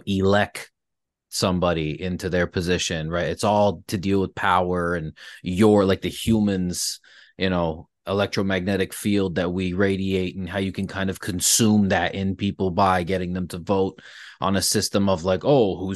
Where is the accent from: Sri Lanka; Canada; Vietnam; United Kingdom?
Canada; Brantford, Ontario; became somebody in my hometown that people could, like, rely on